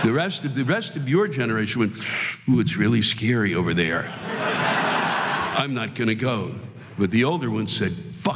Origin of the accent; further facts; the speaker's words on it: Norfolk, Virginia, United States; I come from Hampton Roads, the Norfolk, or for people that don't know where that is. We don't have any mass transit to speak of.